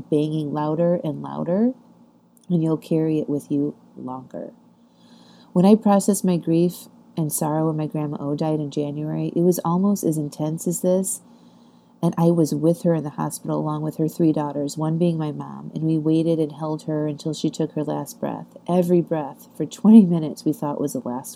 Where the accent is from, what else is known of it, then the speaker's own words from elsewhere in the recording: Chesterton, Indiana, United States; moved away; My grandmothers were living at the same nursing home in my hometown in Chesterton, Indiana.